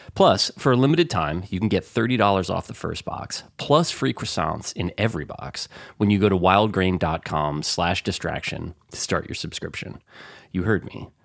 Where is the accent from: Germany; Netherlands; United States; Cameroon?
United States; New Jersey; I'm from North Jersey